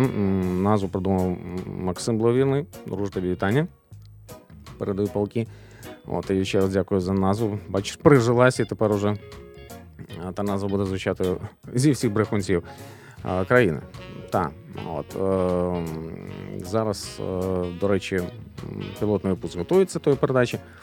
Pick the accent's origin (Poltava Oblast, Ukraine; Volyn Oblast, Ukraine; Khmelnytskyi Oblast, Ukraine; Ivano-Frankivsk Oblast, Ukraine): Volyn Oblast, Ukraine; Lutsk; наше рідне місто Луцьк.